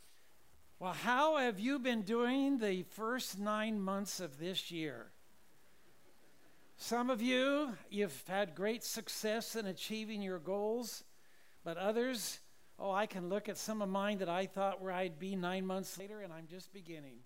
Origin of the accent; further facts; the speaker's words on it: Orange County, California, United States; moved away; Orange County is my roots. I was graduated from Newport Harbor High School.